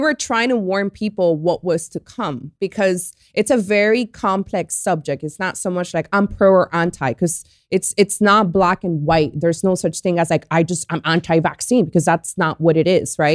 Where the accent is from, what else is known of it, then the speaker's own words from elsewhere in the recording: Colombia; now in Miami, United States; I was born in Colombia, and I've been here since nineteen ninety-nine. I live in Miami.